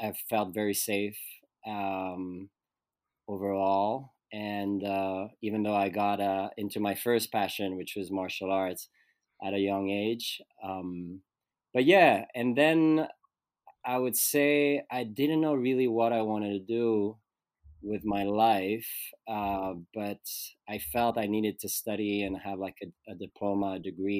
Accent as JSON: {"language": "English", "town": "Lausanne", "region": "Vaud", "country": "Switzerland", "tie": "born or raised there", "moved": "yes", "said": "I was born in Switzerland, Lausanne, which is a city on the French side of Switzerland. And I grew up there"}